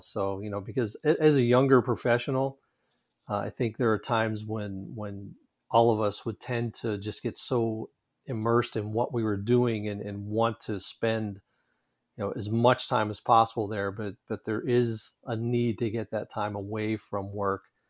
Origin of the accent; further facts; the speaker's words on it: Pittsburgh, Pennsylvania, United States; I grew up just outside of Pittsburgh, Pennsylvania.